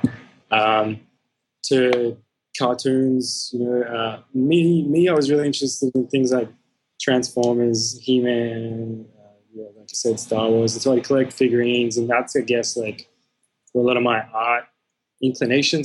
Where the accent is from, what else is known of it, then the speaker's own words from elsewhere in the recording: Melbourne, Victoria, Australia; I'm from Croydon North, which anyone from Melbourne would know is like a suburb about an hour east of the city.